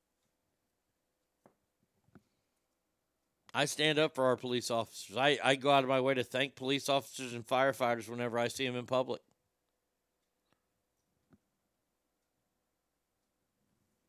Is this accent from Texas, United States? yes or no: yes; Texas, United States; As a Texan, you know I'm a very proud Texan